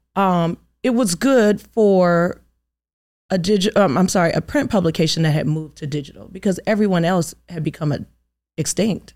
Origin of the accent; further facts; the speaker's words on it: Inglewood, California, United States; now in Atlanta, United States; I'm from Inglewood, California